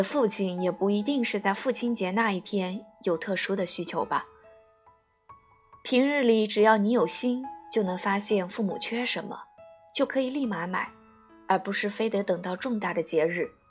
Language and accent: Chinese; China; 继续保持我们中国人的含蓄内敛有什么不好？